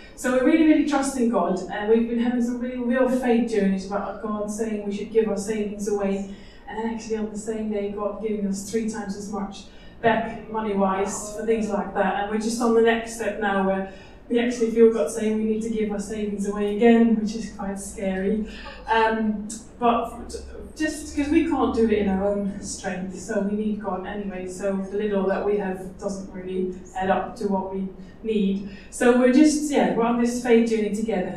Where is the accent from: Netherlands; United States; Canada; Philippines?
Netherlands; moved away as an adult; also born or lived in Norwich; we are from Holland. Uh, we grew up in Holland